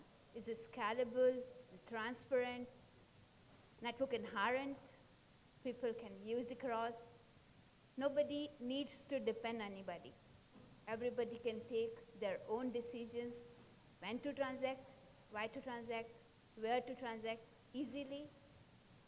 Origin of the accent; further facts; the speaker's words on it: India; now in Thailand; I'm from India